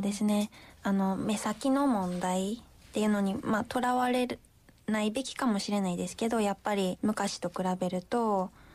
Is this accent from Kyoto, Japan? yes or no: yes; Kyoto, Japan; moved away as an adult; also born or lived in Kobe; 私地元京都に帰